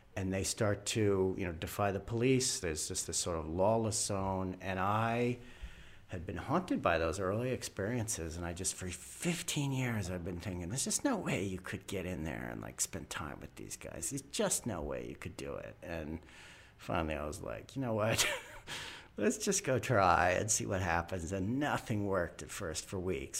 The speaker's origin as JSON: {"language": "English", "country": "United States", "said": "white American male born in the second half of the twentieth century."}